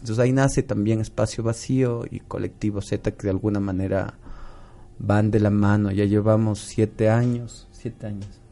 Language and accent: Spanish; Cuenca, Azuay, Ecuador; yo soy cuencano de nacimiento, entonces una vez, desde que era muy niñito